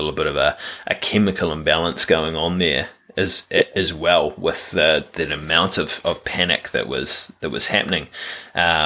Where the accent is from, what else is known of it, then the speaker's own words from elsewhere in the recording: New Zealand; growing up in New Zealand